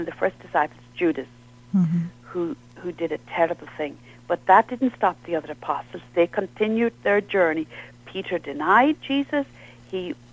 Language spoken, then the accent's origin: English; Ireland; I'm from Ireland